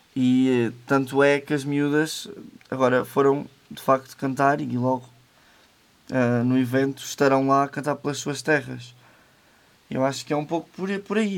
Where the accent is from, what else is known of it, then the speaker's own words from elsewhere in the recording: Manhouce, Viseu, Portugal; é a minha terra, tenho, tenho cá a minha família, foi cá que eu cresci.